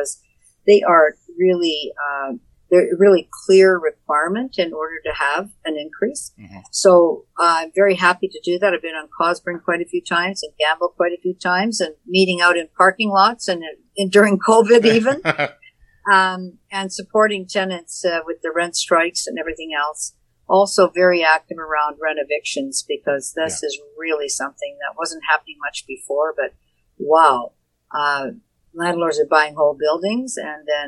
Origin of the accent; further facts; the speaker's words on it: Sault Ste. Marie, Ontario, Canada; now in Toronto, Canada; I come from a small town in Sault Ste. Marie